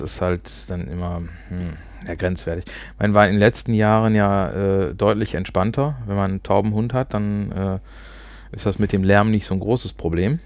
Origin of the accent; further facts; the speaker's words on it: Ruhr area, North Rhine-Westphalia, Germany; accent: Ruhrpott; Also wir sprechen kein Hochdeutsch, wir kommen aus dem Pott